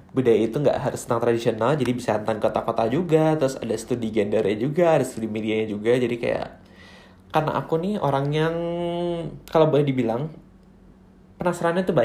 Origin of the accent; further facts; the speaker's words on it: North Sumatra, Indonesia; Terus kalau … itu marga aku, karena aku orang Batak.